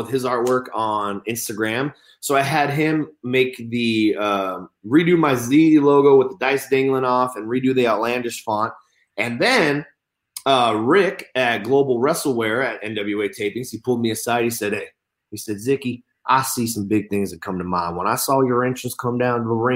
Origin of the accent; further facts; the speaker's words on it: California, United States; I'm from California, born and raised